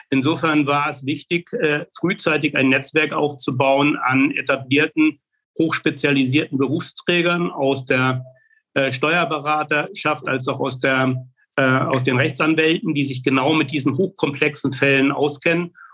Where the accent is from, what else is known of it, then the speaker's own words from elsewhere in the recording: Mecklenburg-Vorpommern, Germany; Ich bin hier in Mecklenburg-Vorpommern aufgewachsen, habe die ersten zwei Lebensjahrzehnte hier verbringen dürfen